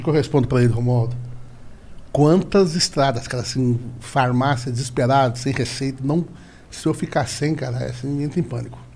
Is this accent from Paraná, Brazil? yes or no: yes; Paraná, Brazil; also born or lived in São Paulo; eu também fui criado no Paraná